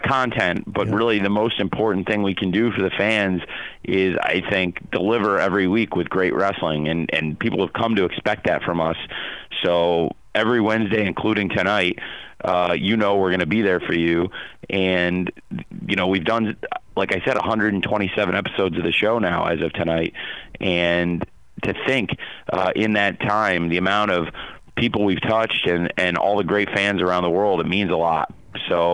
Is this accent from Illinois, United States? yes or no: yes; Champaign, Illinois, United States; I grew up in Champaign, Illinois, around the college football and college basketball teams of the University of Illinois.